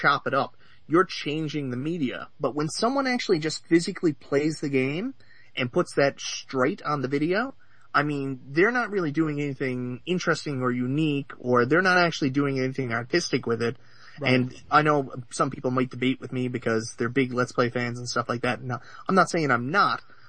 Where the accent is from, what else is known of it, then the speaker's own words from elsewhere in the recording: Canada; I'm from Canada